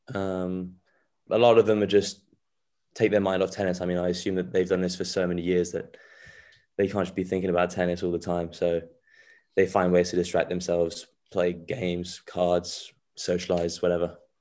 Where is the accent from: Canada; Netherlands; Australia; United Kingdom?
United Kingdom; England; also born or lived in France; they, they came here when I was six months old, so I feel very English by now.